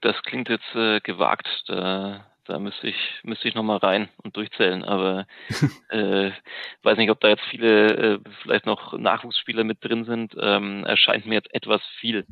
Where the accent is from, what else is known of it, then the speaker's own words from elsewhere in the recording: Nuremberg, Bavaria, Germany; ich bin in Nürnberg geboren